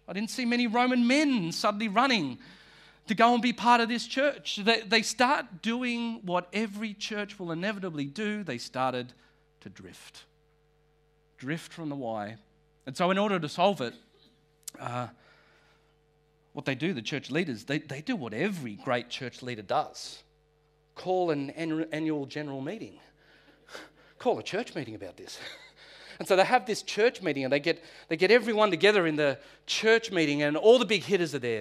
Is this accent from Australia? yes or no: yes; North Shore, New South Wales, Australia; I am from the North Shore